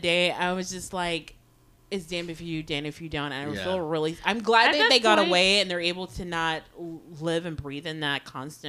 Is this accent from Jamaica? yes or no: yes; Jamaica; as a Jamaican